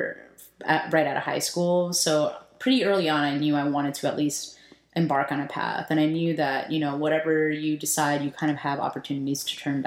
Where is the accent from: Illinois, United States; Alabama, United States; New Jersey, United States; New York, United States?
New Jersey, United States; Edison; now in Philadelphia, United States; So I'm a Jersey girl, born and raised. I grew up in Edison, New Jersey